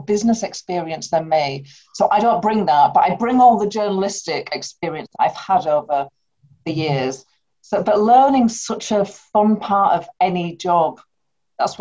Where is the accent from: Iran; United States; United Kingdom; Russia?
United Kingdom; Bradford, Yorkshire and the Humber; I grew up in Bradford